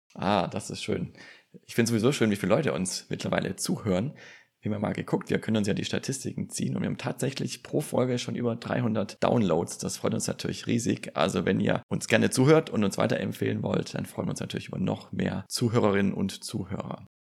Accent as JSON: {"language": "German", "country": "Germany", "said": "Hier bei uns in Deutschland"}